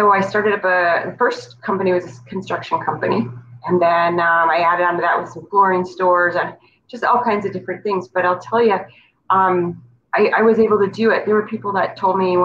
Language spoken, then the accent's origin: English; North Dakota, United States; moved away; also born or lived in Virginia; I grew up in North Dakota.